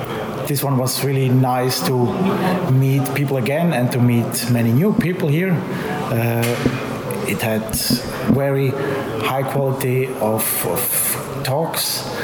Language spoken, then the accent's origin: English; Switzerland; from Switzerland.